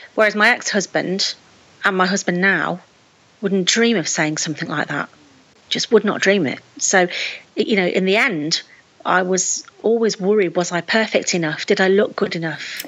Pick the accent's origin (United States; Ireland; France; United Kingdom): United Kingdom; Lichfield, West Midlands; moved away as an adult; also born or lived in Nottingham; I'd moved away from my hometown of Lichfield in Staffordshire, and moved to Nottingham